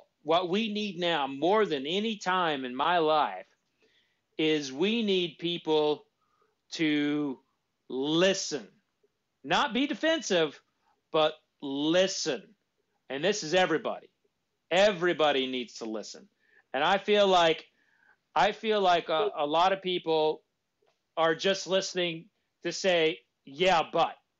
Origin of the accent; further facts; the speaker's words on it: Jones, Oklahoma, United States; I grew up in a little bitty town called Jones, Oklahoma